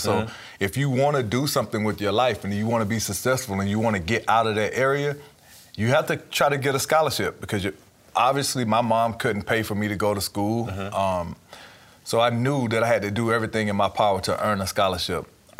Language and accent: English; Shellman, Georgia, United States; just growing up in Shelman, Georgia, small town, everybody knows everybody.